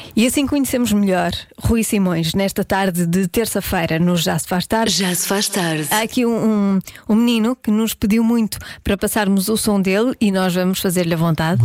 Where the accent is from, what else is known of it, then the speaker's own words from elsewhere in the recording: Porto, Norte, Portugal; Eu sou do Porto